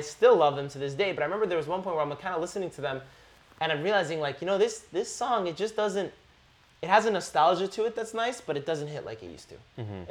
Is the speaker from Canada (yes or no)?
yes; Canada; I grew up in Canada. I was blessed to grow up in Canada